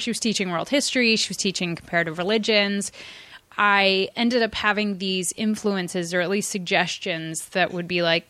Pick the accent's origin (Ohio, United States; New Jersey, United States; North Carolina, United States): Ohio, United States; Dayton; I'm from Ohio.